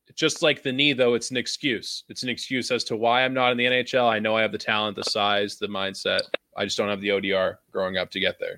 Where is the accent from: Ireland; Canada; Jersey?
Canada; as a Canadian